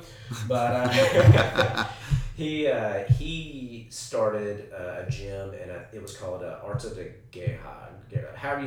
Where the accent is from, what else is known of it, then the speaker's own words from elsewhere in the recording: Tennessee, United States; also born or lived in Carolinas; So I grew up in the Carolinas and Tennessee.